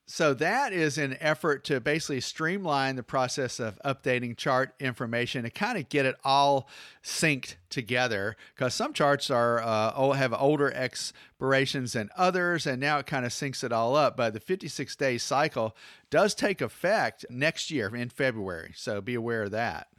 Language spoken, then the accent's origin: English; Atlanta, Georgia, United States; moved away; P D K, my hometown in, uh, in Atlanta.